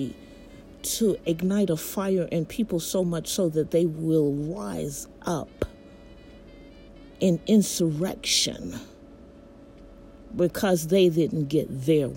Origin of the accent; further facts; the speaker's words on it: United States; as an American citizen